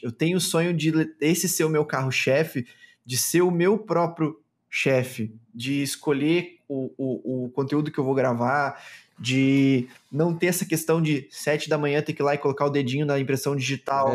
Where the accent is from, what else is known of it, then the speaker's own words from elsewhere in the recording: Chapecó, Santa Catarina, Brazil; sou de Chapecó, Santa Catarina.